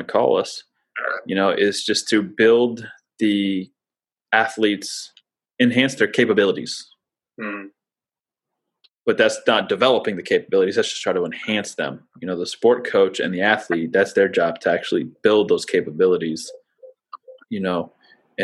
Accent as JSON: {"language": "English", "town": "Lafayette", "region": "Indiana", "country": "United States", "tie": "born or raised there", "said": "I was born in Lafayette. My dad went to Purdue."}